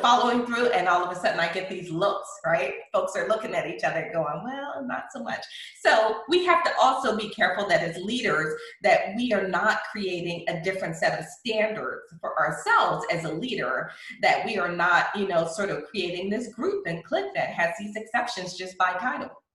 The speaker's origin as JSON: {"language": "English", "town": "Philadelphia", "region": "Pennsylvania", "country": "United States", "moved": "yes", "lives_now": "McKinney, United States", "said": "I'm originally from Philadelphia"}